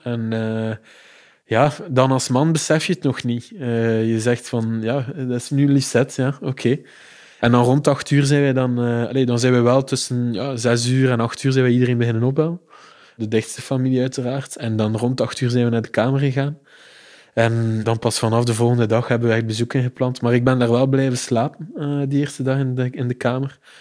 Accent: Ghent, Flanders, Belgium; Ik ben een geboren Gentenaar en ook alles doorlopen, dus schoolgaande jeugd, hogere studies, allemaal in Gent gedaan

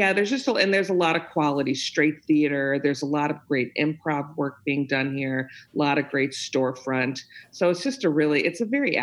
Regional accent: Chicago, Illinois, United States; also born or lived in North Carolina; I'm from Chicago. I was in North Carolina for a few years at Elon University, music directing in their music theater program, but I'm back in Chicago now, moved back home.

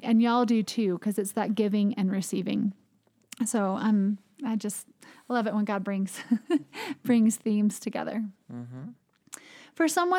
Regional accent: the South, United States; I think that as a Southerner, sometimes we take hospitality for granted

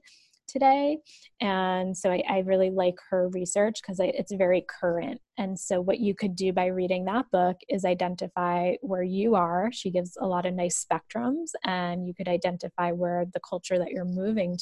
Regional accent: United States; also born or lived in France; I'm American

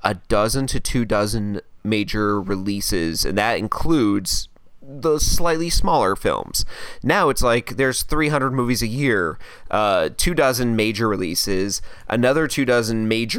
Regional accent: United States; I'm American.

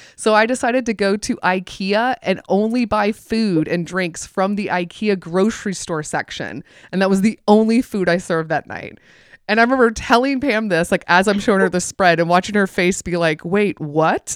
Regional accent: the South, United States; I grew up in the South

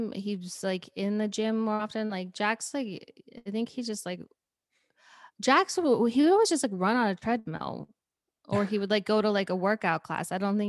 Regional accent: Park City, Utah, United States; No. I'm not saying they don't exist, but Park City, I mean, I don't know.

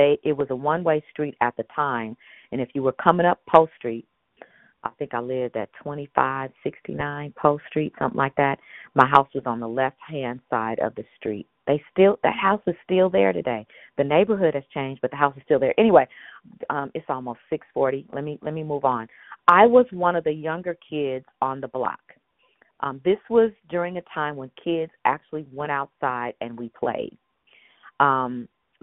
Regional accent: San Francisco, California, United States; I'm a native San Franciscan. And so, again, I grew up in Dog Patch

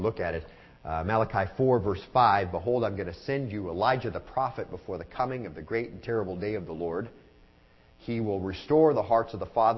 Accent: Arizona, United States; now in Lynchburg, United States; I'm from Arizona

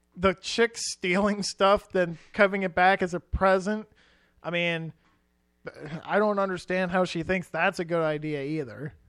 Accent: Iowa, United States; as a couple of Iowa boys ourselves

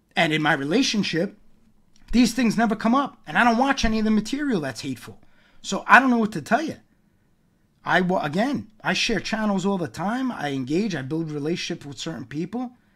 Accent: New York, United States; growing up in New York

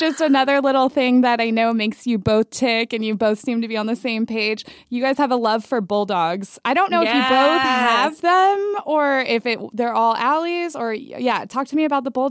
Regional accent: Manhattan Beach, California, United States; I grew up in Manhattan Beach

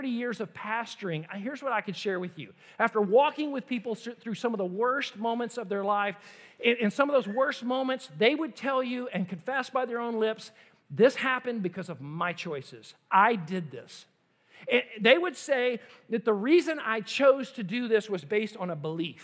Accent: United States; as an American

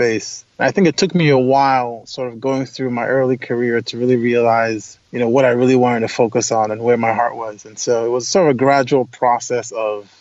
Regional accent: Lagos, Nigeria; moved away as an adult; also born or lived in upstate New York; now in United States; I grew up in Lagos, Nigeria. I was actually born in the United States, but my parents moved back to Nigeria

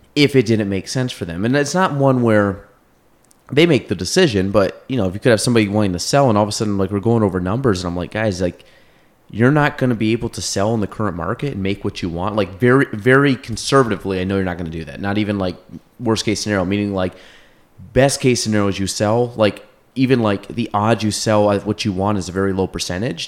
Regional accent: Chazy, New York, United States; grew up in Chase

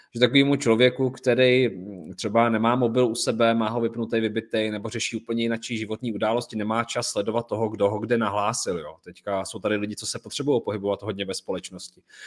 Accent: Czechia; tady u nás v Čechách

